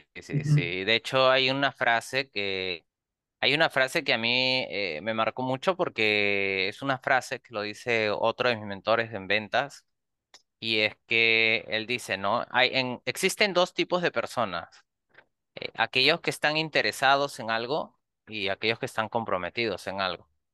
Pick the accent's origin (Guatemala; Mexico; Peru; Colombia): Peru; soy de Perú